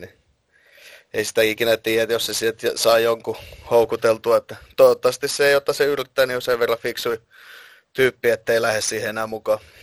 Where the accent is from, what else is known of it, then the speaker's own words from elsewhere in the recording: Finland; olen Suomesta